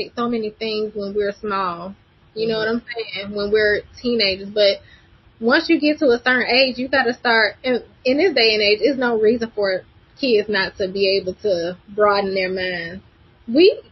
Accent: Birmingham, Alabama, United States; I'm from Birmingham, Alabama

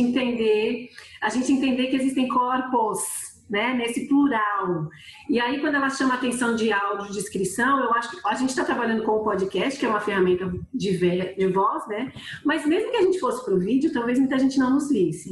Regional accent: São Paulo, Brazil; moved away as an adult; now in Recife, Brazil; Eu sou natural de São Paulo

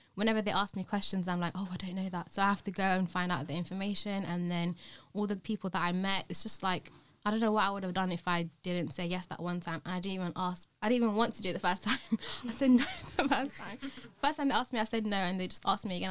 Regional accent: London, United Kingdom; I'm also from London

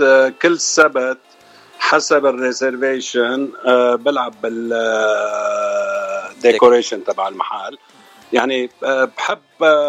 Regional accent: Lebanon; moved away as an adult; now in California, United States; أول مرة طلعت على الاغتراب من لبنان سنة 1985 جيت على أمريكا كاليفورنيا

